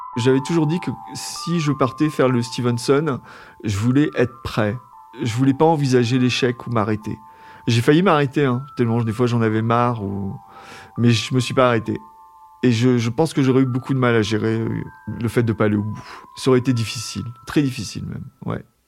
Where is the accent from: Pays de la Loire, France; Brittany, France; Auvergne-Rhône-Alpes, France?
Brittany, France; Brest; J'ai grandi à Brest